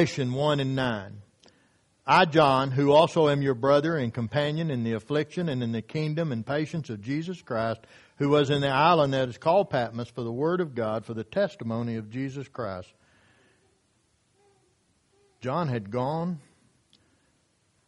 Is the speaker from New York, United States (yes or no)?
no; Hastings, Oklahoma, United States; the church that I grew up at in Hastings, Oklahoma, when I was a young man